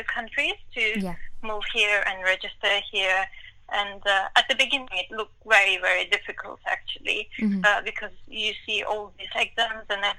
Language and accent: English; Turkey; English is a second language; moved away as an adult; now in London, United Kingdom; I'm from Turkey. I graduated from Turkey in a medical school, and I work in Turkey for 2 or 3 years